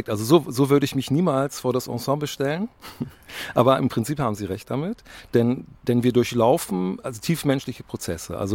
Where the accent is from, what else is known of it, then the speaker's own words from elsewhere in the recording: Bremen, Germany; ich bin als Bremer immer wieder sehr überrascht